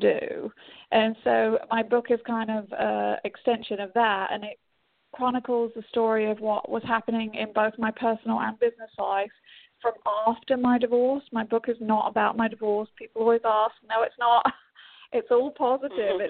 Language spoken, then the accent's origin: English; England, United Kingdom; moved away; I'm English, so I get to take my company back to my homeland, kind